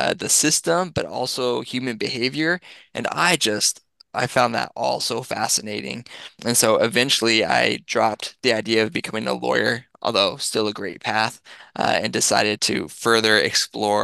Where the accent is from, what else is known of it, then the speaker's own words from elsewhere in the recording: Massachusetts, United States; moved away as an adult; now in Missouri, United States; I'm from Massachusetts